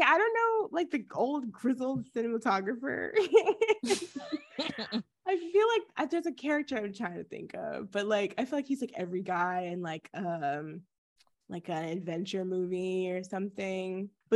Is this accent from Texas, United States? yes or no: yes; Texas, United States; moved away; We live there because it's our home. I'm not there currently, but it's home to me